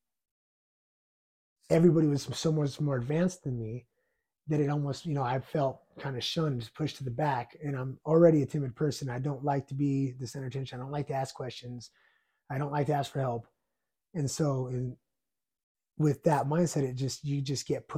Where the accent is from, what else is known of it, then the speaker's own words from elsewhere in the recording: Ignacio, Colorado, United States; I grew up in Ignacio